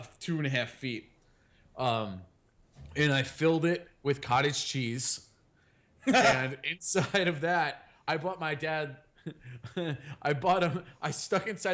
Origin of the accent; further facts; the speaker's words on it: United States; I'm an American.